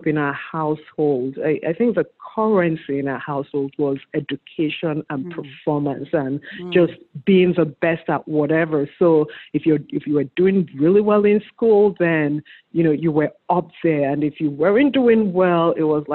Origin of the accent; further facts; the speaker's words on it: Enugu, Enugu State, Nigeria; moved away as an adult; also born or lived in Anambra State, Nigeria; now in United States; I grew up in Anambra State, in Enugu precisely. I was born in Anambra State, raised there.